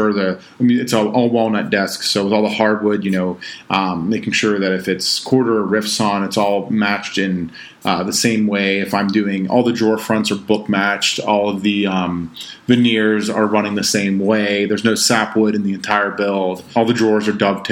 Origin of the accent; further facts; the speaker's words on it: Pittsburgh, Pennsylvania, United States; I'm from Pittsburgh